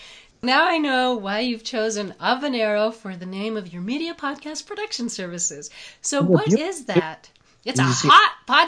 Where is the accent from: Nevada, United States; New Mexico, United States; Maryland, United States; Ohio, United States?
New Mexico, United States; I'm from New Mexico. We're the green and red chili capital of the world.